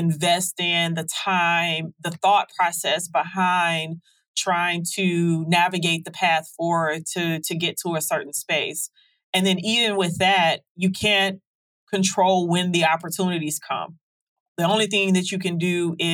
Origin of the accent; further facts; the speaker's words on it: Detroit, Michigan, United States; Growing up in Detroit